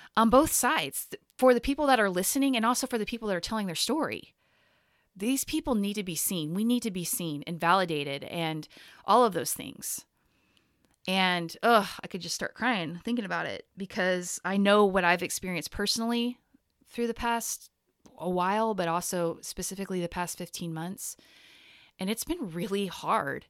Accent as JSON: {"language": "English", "region": "Texas", "country": "United States", "tie": "born or raised there", "moved": "yes", "lives_now": "Portland, United States", "said": "the exact same place I grew up in Texas"}